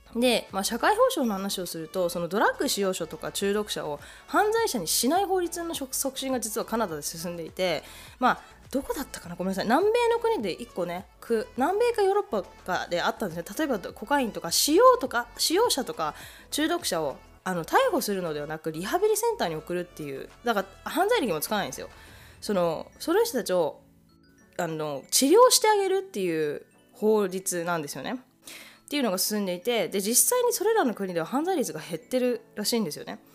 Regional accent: Japan; now in Canada; 日本で生まれ育っているので

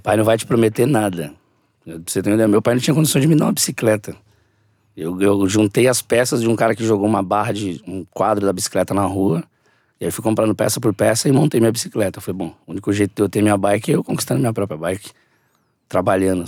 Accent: São Paulo, Brazil; eu sou Vila Missionária, São Paulo. Lá é 011 ainda. Então, eu cresci, né, desde a da minha infância, eu nasci e cresci no meu bairro

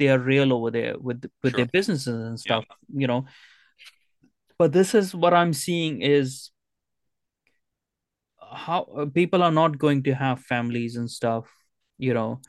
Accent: Canada; I am still Canadian. I'm gonna keep that Canadianness in me

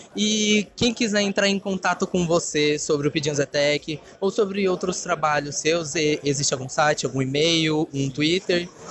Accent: Brazil; nós que somos brasileiros

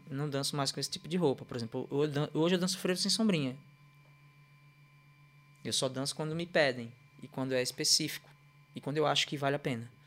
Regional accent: Northeast Region, Brazil; quando a gente chega em algum lugar do Brasil e fala, ah, eu sou do Nordeste, fala ah, é baiano.

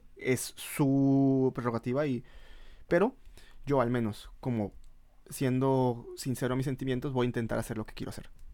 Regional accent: Mexico; moved away; no somos el mexicano que está en el extranjero

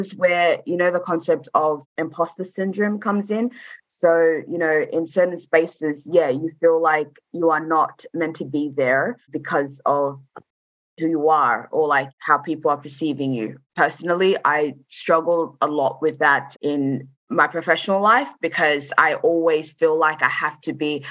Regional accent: Australia; I am, you know, a South Sudanese woman, or I am Australian, you know, because I was brought up here

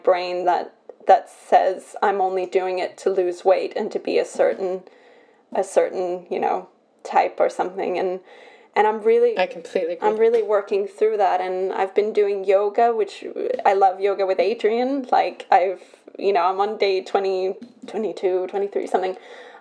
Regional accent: Belgium; I'm born in Belgium

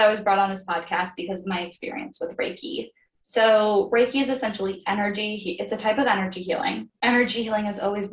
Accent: Florida, United States; I am from Florida. I went to school in Florida.

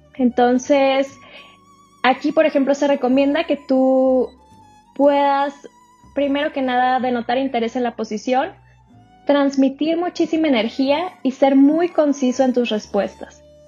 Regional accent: Sonora, Mexico; yo soy de Sonora

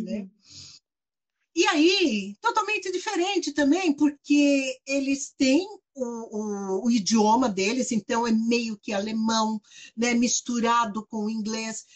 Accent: Brazil; eu sou brasileira

